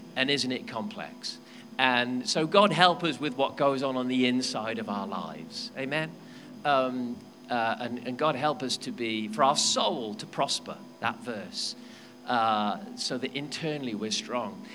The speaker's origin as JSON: {"language": "English", "region": "Wales", "country": "United Kingdom", "said": "I'm a Welshman."}